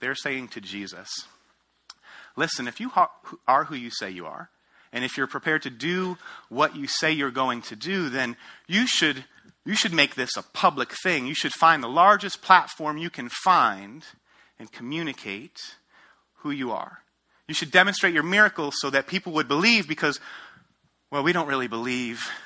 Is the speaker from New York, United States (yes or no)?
yes; outside of New York City, United States; moved away as an adult; also born or lived in Ohio / Denver, Colorado; I grew up outside of New York City, went to school at Ohio State, planted a church in Denver, Colorado